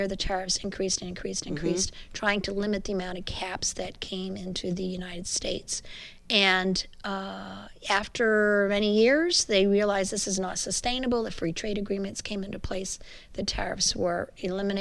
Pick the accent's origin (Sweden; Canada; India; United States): Canada; Montreal, Quebec; I'm a Quebecois